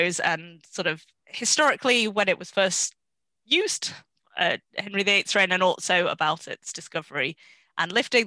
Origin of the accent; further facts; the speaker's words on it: Yorkshire and the Humber, United Kingdom; now in Oxford, United Kingdom; I grew up in Yorkshire